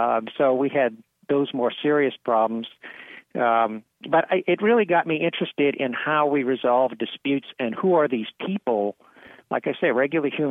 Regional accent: New Orleans, Louisiana, United States; when I was a kid growing up in New Orleans

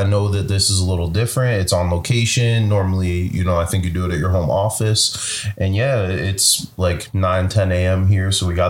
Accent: Pittsburgh, Pennsylvania, United States; moved away; also born or lived in Bethlehem, Pennsylvania; I'm from Pittsburgh. You know, I lived in Bethlehem for like over 15 years.

